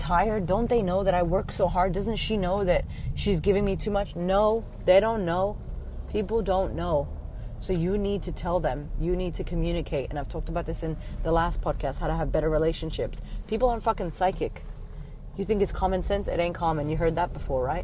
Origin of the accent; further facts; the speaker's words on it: United States; moved away as an adult; I was from America.